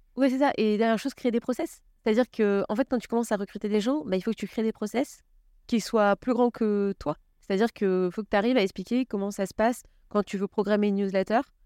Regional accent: Paris, Île-de-France, France; J'ai grandi à Paris

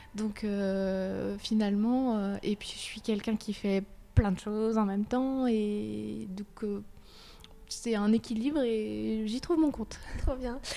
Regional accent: Brittany, France; je suis bretonne et je suis fière de ma région

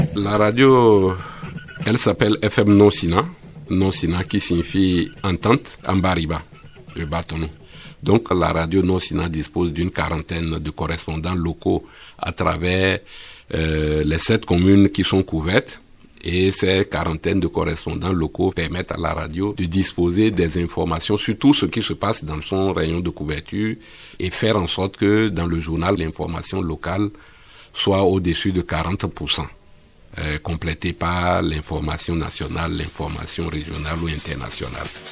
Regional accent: Bembéréké, Borgou, Benin; moved away; chez moi à Bembereke, au village.

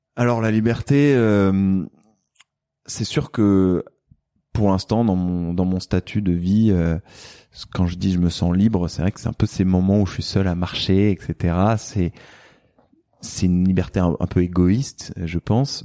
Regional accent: France; also born or lived in Silicon Valley, United States; now in Marseille, France; on est français

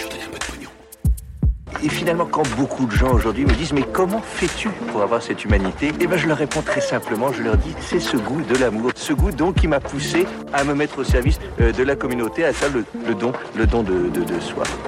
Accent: Lille, Hauts-de-France, France; now in Montreal, Canada; Lillois pour ma part

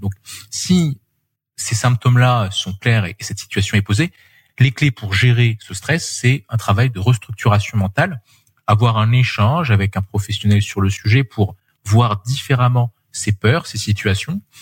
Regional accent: France

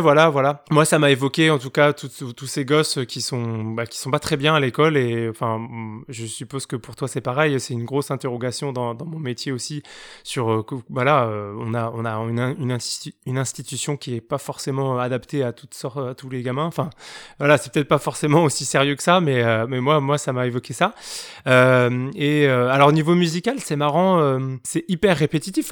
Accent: Douai, Hauts-de-France, France; ma ville natale, Douai

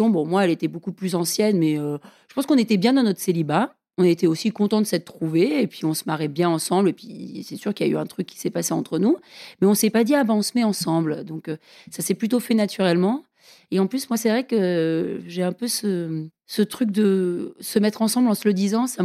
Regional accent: United States; French is a second language; moved away; Parce que je suis américaine, tu sais. Tu savais pas, je suis américaine. J'aime pas trop mettre mon accent en avant. Ça fait quand même longtemps que j'habite ici

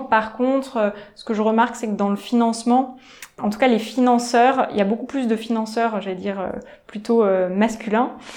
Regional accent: Nantes, Pays de la Loire, France; moved away as an adult; also born or lived in Paris; je suis née à Nantes et euh, ensuite euh, je suis partie faire mes études à Paris

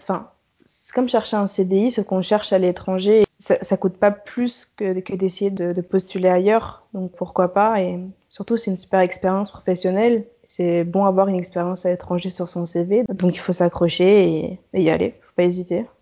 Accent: France; moved away as an adult; also born or lived in Paris; now in Philadelphia, United States; je suis française

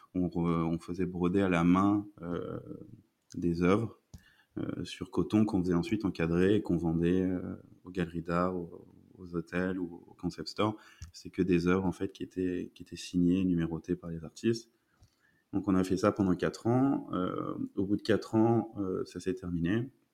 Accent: France; moved away as an adult; now in Belgium; je suis français et je suis arrivé en Belgique il y a un peu plus de 3 ans.

